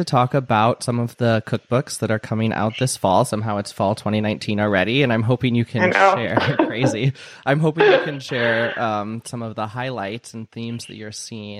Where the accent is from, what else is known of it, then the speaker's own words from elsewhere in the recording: Midwest, United States; I mean, I'm from the Midwest and I grew up going to sweet corn festivals every summer.